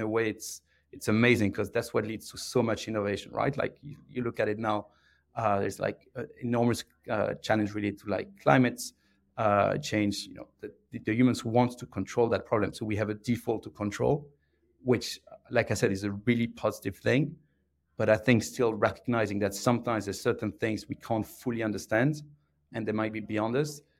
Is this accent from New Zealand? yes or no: no; Belgium; English is a second language; moved away as an adult; now in United Kingdom; I'm from uh, I'm from Belgium. Uh, I grew up uh, south of Brussels